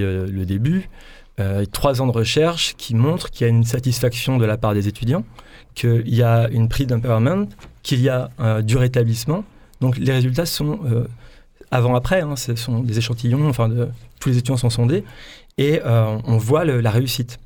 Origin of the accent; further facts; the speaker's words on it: Brittany, France; moved away as an adult; now in Provence-Alpes-Côte d'Azur, France; je suis breton d'origine. Comme tout breton, on migre beaucoup. Donc, euh, je me retrouve en région PACA depuis trois ans